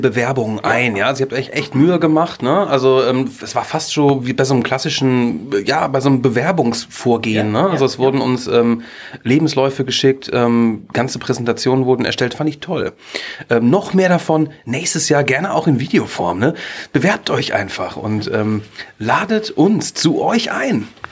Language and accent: German; Ennepetal, North Rhine-Westphalia, Germany; damals in meiner Jugend in Ennepetal